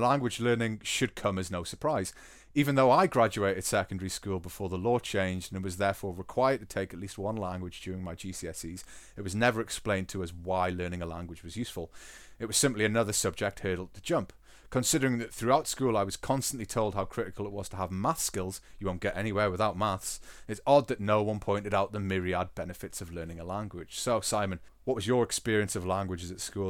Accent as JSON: {"language": "English", "town": "Newcastle upon Tyne", "region": "North East England", "country": "United Kingdom", "also_born_or_lived": "Scotland", "accent": "Geordie", "moved": "yes", "lives_now": "Germany", "said": "I love my dialect and I work very hard to retain my accent when I'm not teaching."}